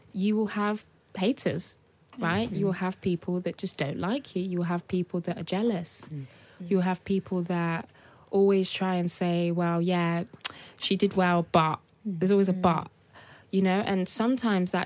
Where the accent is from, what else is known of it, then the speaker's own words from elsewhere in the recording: Birmingham, West Midlands, United Kingdom; also born or lived in Nigeria; I'm from Birmingham. That's all I knew growing up